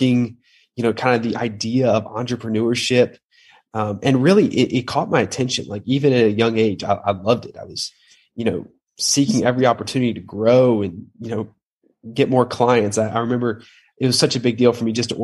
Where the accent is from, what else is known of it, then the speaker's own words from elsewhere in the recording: Atlanta, Georgia, United States; I grew up in Atlanta, Georgia, oldest of five kids